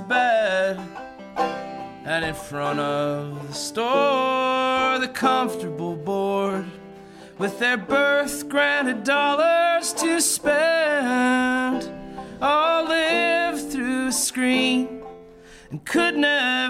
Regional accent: Chicago, Illinois, United States; I'm from Chicago

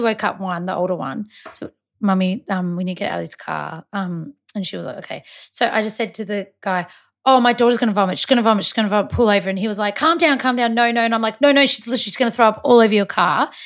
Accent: Malta; I'm Maltese

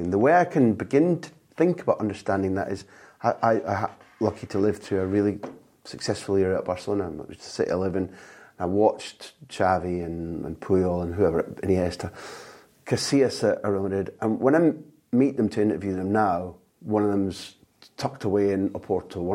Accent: Scotland, United Kingdom; And that, uh, even as a Scot, that was a beautiful football performance.

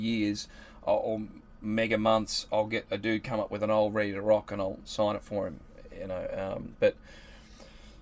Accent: Warrnambool, Victoria, Australia; I come from Warrnambool

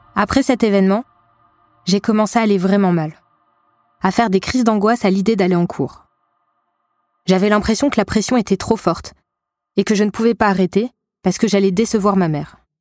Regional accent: Val-de-Marne, Île-de-France, France; je rentre chez moi dans le Val-de-Marne

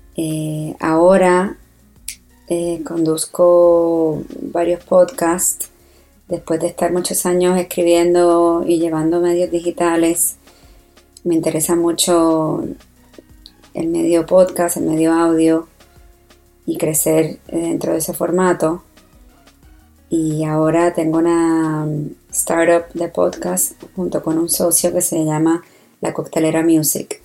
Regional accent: San Juan, Puerto Rico; now in New York, United States; Yo me crié en Puerto Rico, en San Juan

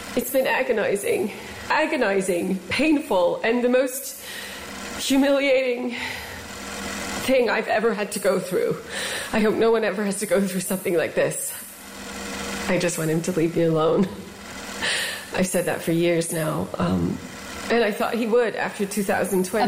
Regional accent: United States; as an American

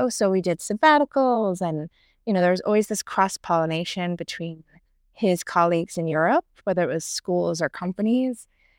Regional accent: outside Philadelphia, Pennsylvania, United States; moved away as an adult; now in New York, United States; I was born and raised outside Philly and then mostly East Coast. And then New York, I really moved to after undergrad.

